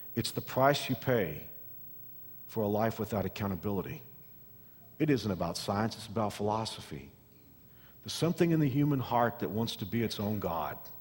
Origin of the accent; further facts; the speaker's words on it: Texas, United States; I'm from Texas, and we have rattlesnakes in Texas